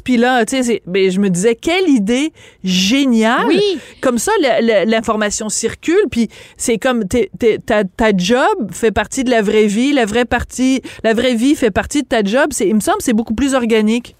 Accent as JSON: {"language": "French", "country": "France", "accent": "French (from France)", "moved": "yes", "lives_now": "Quebec, Canada", "said": "mon accent français"}